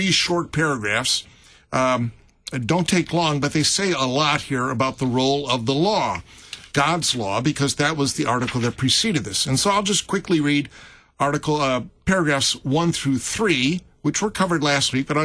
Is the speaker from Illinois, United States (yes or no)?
yes; Chicago, Illinois, United States; now in St. Louis, United States; my hometown of Chicago